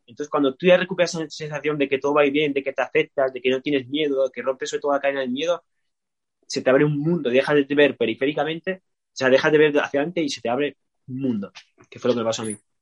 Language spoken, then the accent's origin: Spanish; Asturias, Spain; soy de Asturias